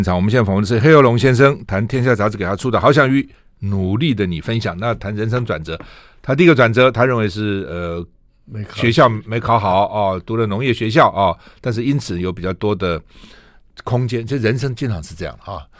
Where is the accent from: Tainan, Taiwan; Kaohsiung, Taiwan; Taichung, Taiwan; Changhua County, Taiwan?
Tainan, Taiwan; also born or lived in Keelung / Taipei / Luodong; 我我是基隆出生，然后我我我我跟我妈妈嘛哈，在台北，然后到罗东，哦乡下地方，所以从小然后到台南，那时候台南也其实也蛮蛮蛮乡下的